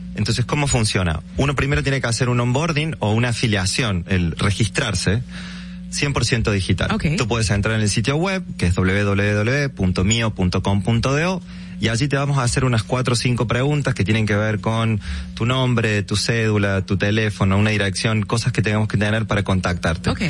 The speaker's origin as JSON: {"language": "Spanish", "country": "Argentina", "moved": "as an adult", "lives_now": "Dominican Republic", "said": "Yo soy argentino, hace ocho años que, que vivo en el país."}